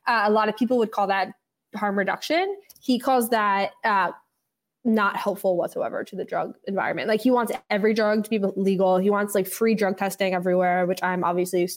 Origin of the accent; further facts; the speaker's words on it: New York City, New York, United States; I grew up in the West Village with my dad.